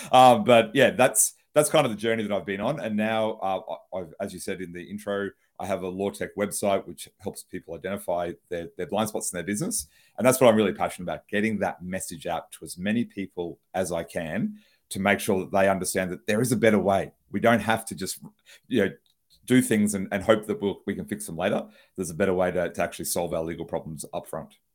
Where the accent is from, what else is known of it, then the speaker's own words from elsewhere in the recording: Brisbane, Queensland, Australia; I'm a lawyer from Brisbane, Australia.